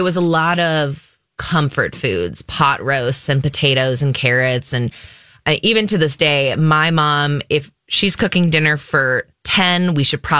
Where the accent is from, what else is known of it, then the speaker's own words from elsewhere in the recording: New Prague, Minnesota, United States; moved away as an adult; also born or lived in New York; So I'm born and raised in Minnesota. I grew up in this great little town called New Prague